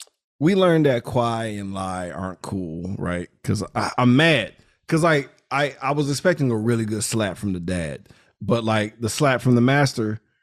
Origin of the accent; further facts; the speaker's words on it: United States; I'm American.